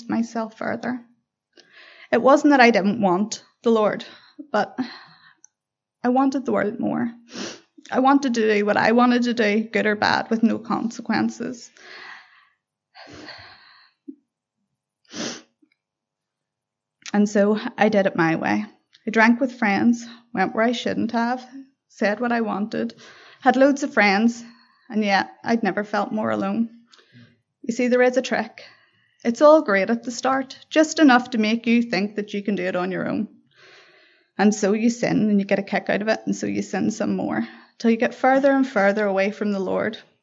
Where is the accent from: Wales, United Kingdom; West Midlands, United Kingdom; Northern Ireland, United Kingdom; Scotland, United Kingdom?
Northern Ireland, United Kingdom; Belfast; I was born in Belfast